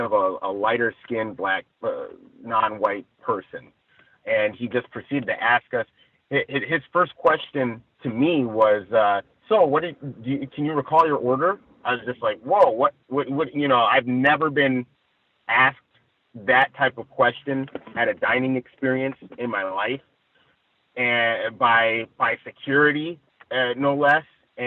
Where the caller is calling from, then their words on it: Ladera Heights, California, United States; I'm reporting from Ladera Heights, I believe.